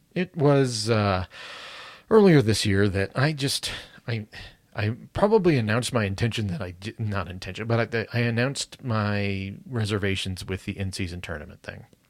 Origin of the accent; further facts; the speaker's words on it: United States; specifically as an American